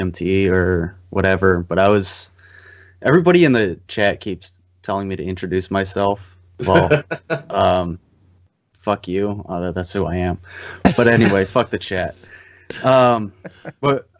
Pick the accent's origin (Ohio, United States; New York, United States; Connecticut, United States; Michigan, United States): Ohio, United States; Cleveland; I'm from Cleveland